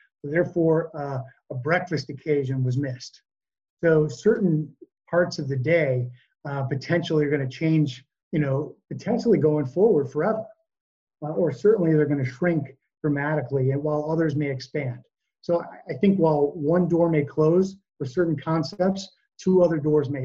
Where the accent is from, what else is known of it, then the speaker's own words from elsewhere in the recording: United States; us as American consumers